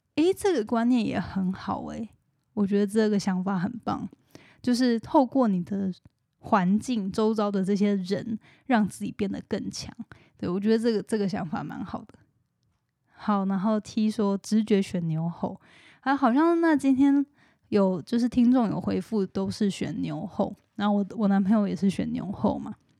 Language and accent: Chinese; Hualien, Hualien County, Taiwan; moved away; 我是花莲人